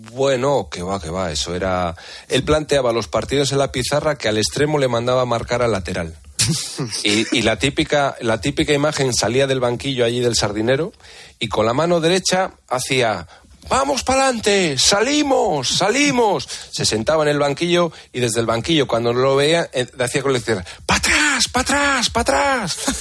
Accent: Santander, Cantabria, Spain; yo me marcho a mi casa a Santander, me buscaré trabajo y seguiré jugando al fútbol con el Velarde o con el equipo de mi pueblo

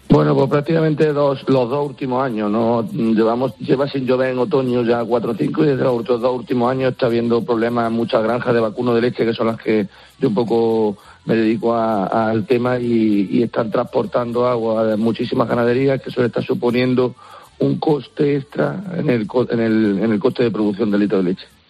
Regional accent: Dos Torres, Andalusia, Spain; mi pueblo, que es Dos Torres

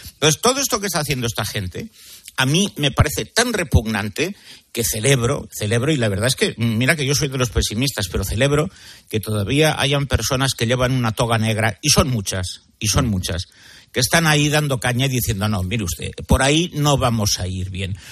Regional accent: Catalonia, Spain; mi tierra

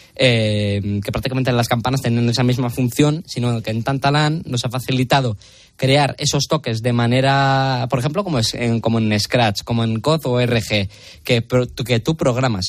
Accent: Las Merindades, north of Burgos, Castile and León, Spain; pueblos de mi tierra, que es, la comarca de las Merindades, una comarca muy bonita en al norte de Burgos

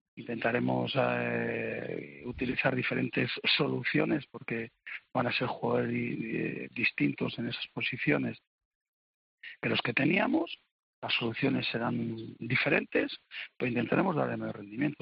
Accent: Spain; yo soy español

